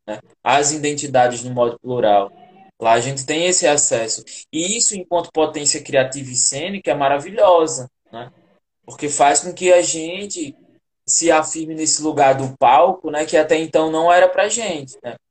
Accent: Janduís, Rio Grande do Norte, Brazil; moved away as an adult; eu que venho do sertão profundo aqui do estado, né? Sou do estado de Janduís, lá interiorzão mesmo, Médio Oeste, seca.

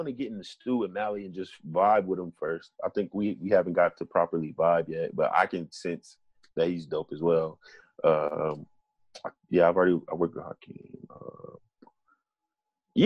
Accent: Tulsa, Oklahoma, United States; I'm from the town.

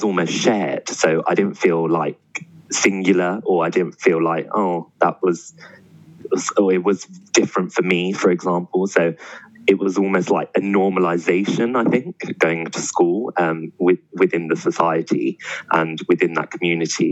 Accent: London, United Kingdom; I grew up in Southall, which was predominantly Asian

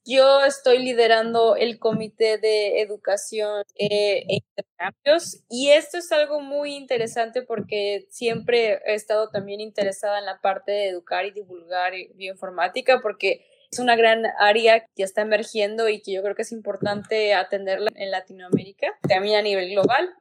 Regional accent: Mexico; moved away as an adult; also born or lived in Manchester, England; now in Montreal, Canada; soy mexicana

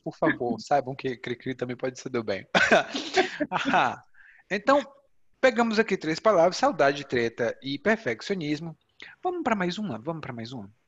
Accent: Ceará, Brazil; moved away; lá no Ceará, de onde eu venho

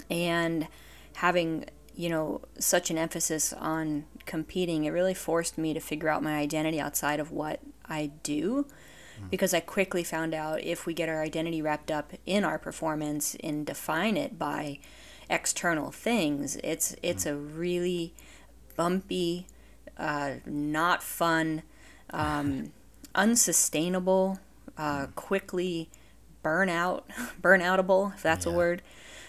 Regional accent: Vermont, United States; So I grew up in Vermont, and I just kind of grew up in a small mountain town.

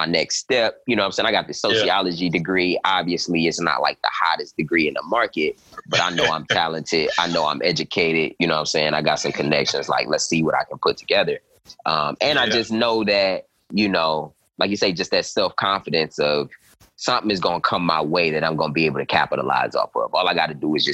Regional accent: Cleveland, Ohio, United States; moved away as an adult; also born or lived in Atlanta, Georgia; my hometown, Cleveland, Ohio

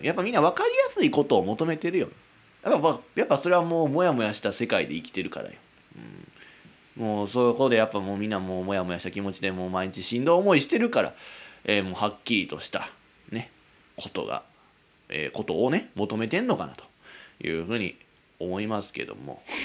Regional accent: Kizugawa, Kyoto, Japan; 京都の木津川市なんてもう田舎よ。

